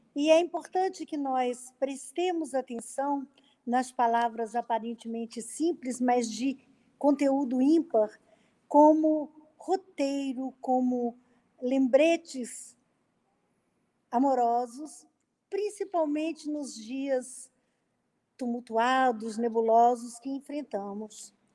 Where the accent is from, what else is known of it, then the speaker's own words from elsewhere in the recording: interior of Minas Gerais, Brazil; Eu sou do interior de Minas